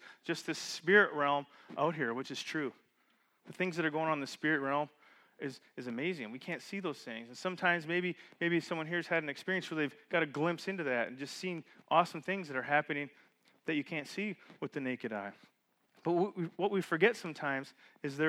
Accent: Canada; moved away; growing up in Canada, we had those big bug zappers at our cabin

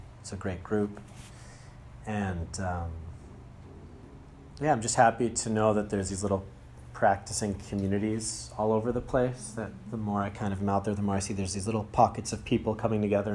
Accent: Andover, Massachusetts, United States; I'm from Andover, Massachusetts

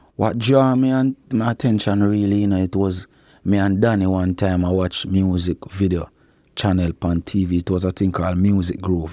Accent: Clarendon, Jamaica; also born or lived in Kingston, Jamaica; my father end up bring me, go to Clarendon, go stay with my grandmother

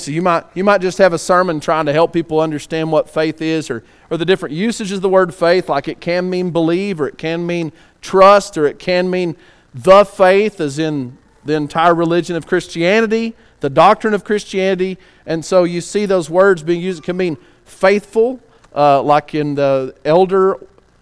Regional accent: West Texas, United States; I don't exactly enunciate every word because I'm from West Texas

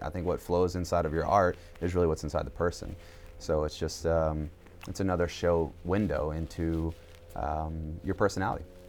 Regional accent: Jessamine County, Kentucky, United States; also born or lived in Georgia; raised mostly in Kentucky

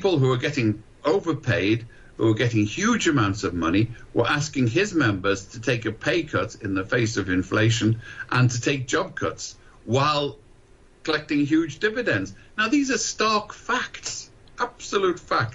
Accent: United Kingdom

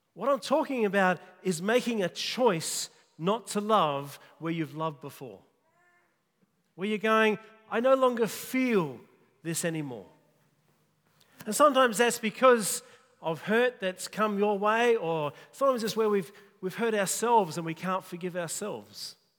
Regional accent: Kalgoorlie, Western Australia, Australia; I grew up in Kalgoorlie

